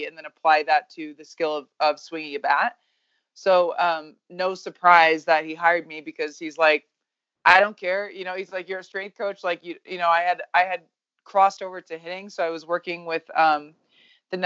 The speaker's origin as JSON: {"language": "English", "region": "Nebraska", "country": "United States", "tie": "born or raised there", "also_born_or_lived": "New Mexico", "moved": "as an adult", "said": "I was born in Nebraska"}